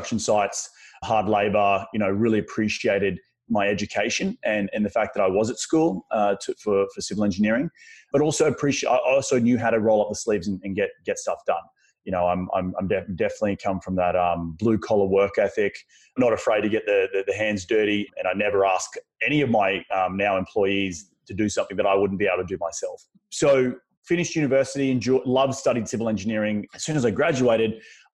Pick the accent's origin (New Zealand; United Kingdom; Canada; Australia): Australia; accent: Australian; moved away as an adult; now in Culver City, United States; I'm originally from Australia, still have a very strong Australian accent